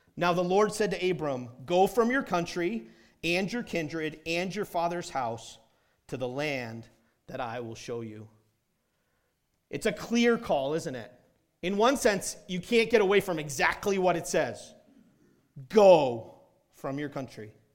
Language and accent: English; New Hampshire, United States; moved away as an adult; also born or lived in South Carolina / Indiana; I grew up in New Hampshire